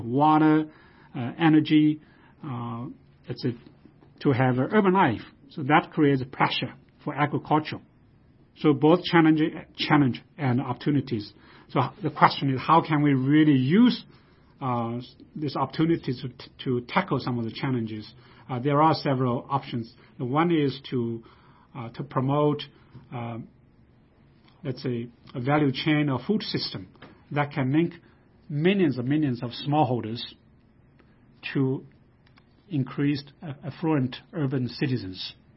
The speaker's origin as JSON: {"language": "English", "country": "China", "tie": "born or raised there", "moved": "as an adult", "said": "I grew up in China."}